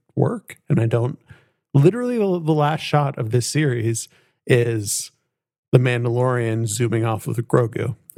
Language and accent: English; East Bay, California, United States; I at least grew up in the East Bay